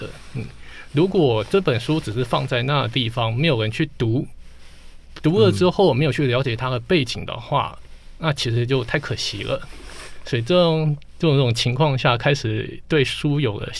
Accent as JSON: {"language": "Chinese", "region": "Taipei", "country": "Taiwan", "tie": "born or raised there", "said": "特别因为我在台北长大嘛，嗯，然后可是我们到了中南部去念书的时候"}